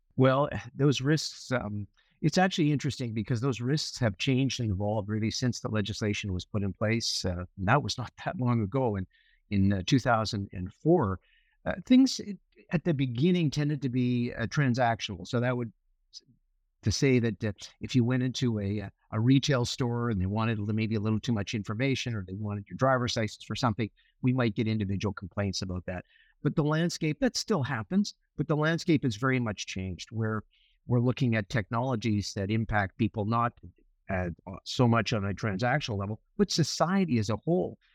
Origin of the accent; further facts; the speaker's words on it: Winnipeg, Manitoba, Canada; moved away as an adult; also born or lived in Victoria, British Columbia; now in British Columbia, Canada; I, I grew up in Winnipeg